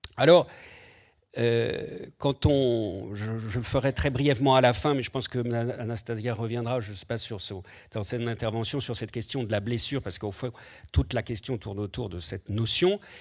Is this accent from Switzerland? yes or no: no; France; chez nous en France